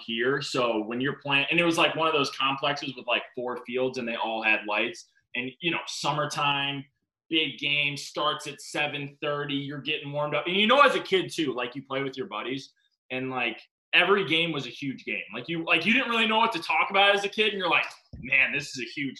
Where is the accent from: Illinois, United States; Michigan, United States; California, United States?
Illinois, United States; Chicago; here growing up in Chicago